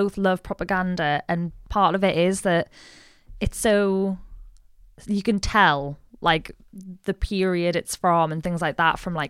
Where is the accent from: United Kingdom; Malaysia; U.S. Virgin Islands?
United Kingdom; Like, I'm British.